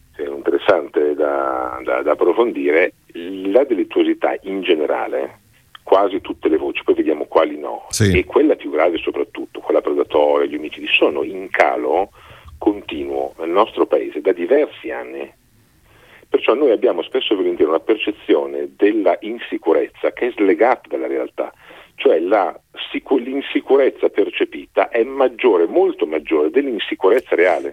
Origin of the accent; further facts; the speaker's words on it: Milan, Lombardy, Italy; vengo da Milano